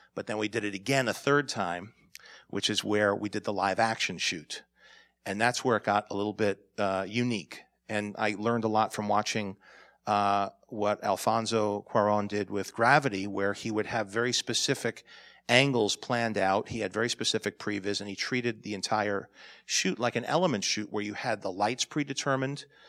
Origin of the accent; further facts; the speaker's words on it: New York, United States; I'm a New Yorker